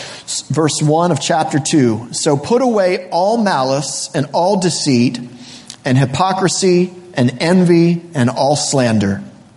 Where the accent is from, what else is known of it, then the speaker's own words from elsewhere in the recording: Florida, United States; born there; moved away; My family moved to this area in around 1986. I was born originally from Florida.